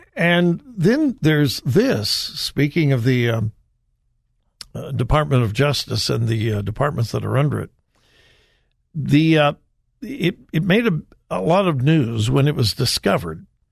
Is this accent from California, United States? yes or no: yes; Southern California, United States; I was raised in Southern California